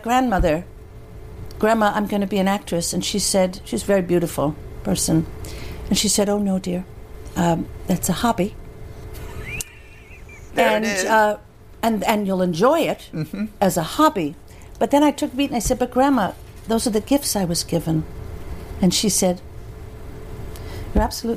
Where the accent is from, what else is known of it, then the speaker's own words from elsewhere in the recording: Holyoke, Massachusetts, United States; also born or lived in Worcester; I'm from Holyoke, 45 minutes away.